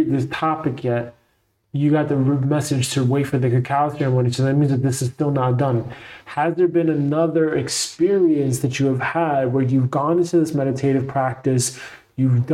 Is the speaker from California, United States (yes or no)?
no; New York City, New York, United States; growing up in Brooklyn, New York, New York City